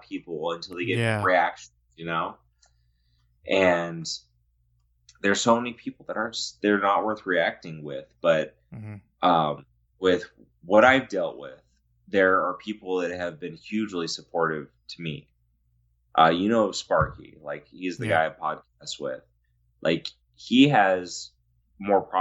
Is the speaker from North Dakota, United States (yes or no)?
no; California, United States; also born or lived in Tehachapi / Lancaster; I'm from California